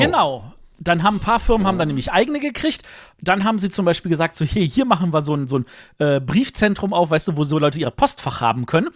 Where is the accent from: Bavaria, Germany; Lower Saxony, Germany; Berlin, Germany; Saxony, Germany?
Berlin, Germany; Als Berliner